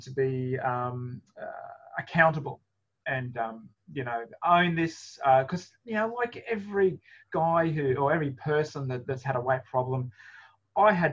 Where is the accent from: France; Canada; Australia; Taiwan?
Australia; because I'm Australian